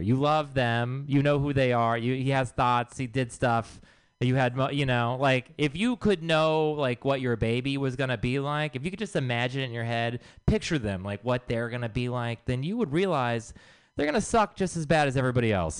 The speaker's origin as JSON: {"language": "English", "region": "Texas", "country": "United States", "said": "I am from Texas"}